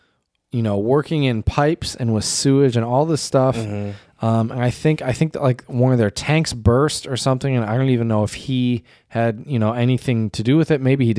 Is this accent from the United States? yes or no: yes; United States; but I'm just speaking from my own experience as an American.